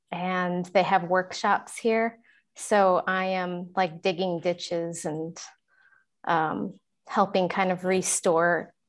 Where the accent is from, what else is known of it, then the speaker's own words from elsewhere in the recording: Minneapolis, Minnesota, United States; From Minneapolis, Minnesota.